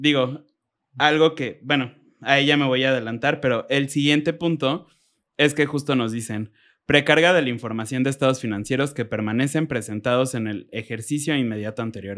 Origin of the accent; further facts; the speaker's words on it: Mexico; como buen mexicano